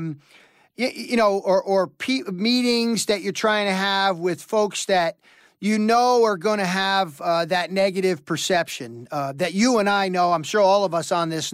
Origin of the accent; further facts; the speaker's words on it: New York metropolitan area, United States; I grew up in the New York metropolitan area